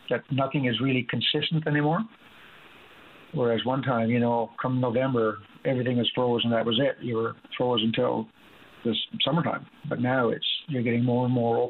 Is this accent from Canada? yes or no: yes; Makkovik, Newfoundland and Labrador, Canada; growing up in Mikovic, we used to be May, kilometers and kilometers out onto the Atlantic Ocean on snowmobile in May still, hunting seals